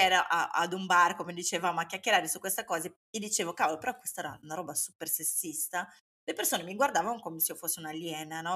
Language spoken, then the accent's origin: Italian; Brazil; now in Italy; io sia brasiliana